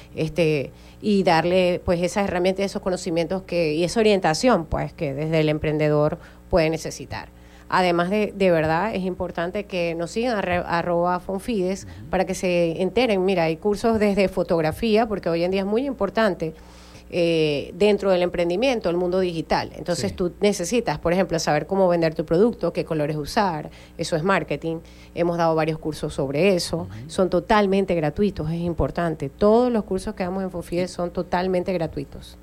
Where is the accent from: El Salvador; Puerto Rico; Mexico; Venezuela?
Venezuela; Zulia; las mujeres en el Estado Zulia eh, seguimos siendo parte y somos parte importante del Zulia productivo